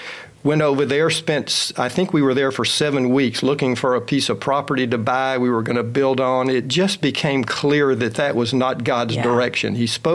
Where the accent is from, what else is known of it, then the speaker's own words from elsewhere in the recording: Houston, Texas, United States; I grew up here in Houston. I'm a Milby graduate